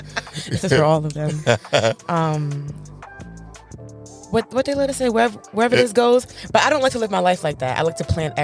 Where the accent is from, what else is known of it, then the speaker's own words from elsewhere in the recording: New York, United States; I'm from New York. So we have a different lifestyle growing up in New York.